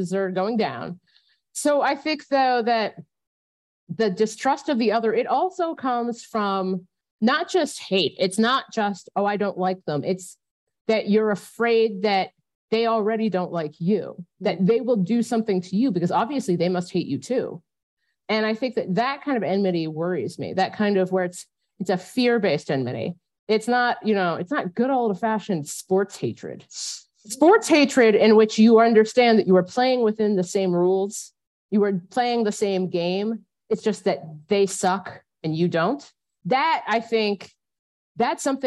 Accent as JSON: {"language": "English", "region": "Ohio", "country": "United States", "tie": "born or raised there", "said": "I grew up in Ohio"}